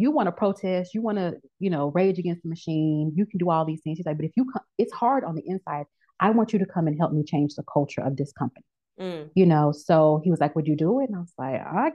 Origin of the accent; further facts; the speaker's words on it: Memphis, Tennessee, United States; moved away as an adult; also born or lived in Texas / New Orleans; now in Atlanta, United States; I grew up in Memphis, Tennessee